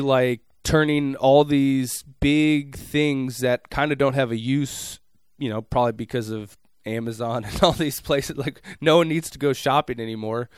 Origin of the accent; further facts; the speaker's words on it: Minneapolis, Minnesota, United States; moved away; I, I'm from Minneapolis proper. You've been to my hometown